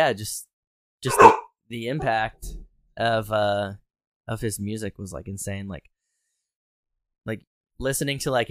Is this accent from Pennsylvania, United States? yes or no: yes; Harrisburg, Pennsylvania, United States; my hometown